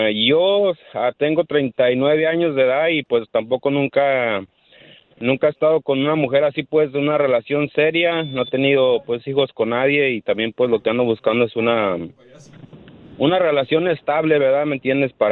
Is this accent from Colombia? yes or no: no; Ciudad Guzmán, Jalisco, Mexico; now in Glendale, United States; soy de Ciudad Guzmán, pero radico aquí en, Glendale.